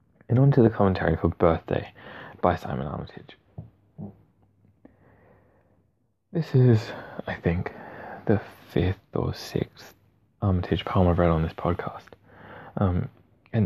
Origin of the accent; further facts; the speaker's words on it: Australia; accent: Australian; with my Australian accent